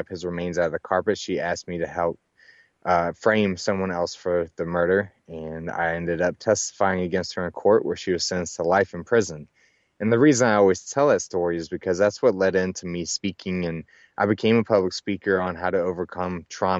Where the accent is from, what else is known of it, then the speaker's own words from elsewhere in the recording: Dallas-Fort Worth area, Texas, United States; I was actually born and raised in the Dallas-Fort Worth area of Texas